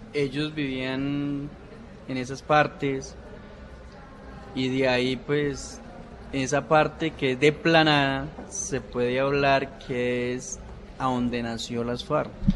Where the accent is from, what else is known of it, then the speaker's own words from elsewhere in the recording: Gaitania, Tolima, Colombia; donde soy yo, de Gaitania Tolima, del Oso.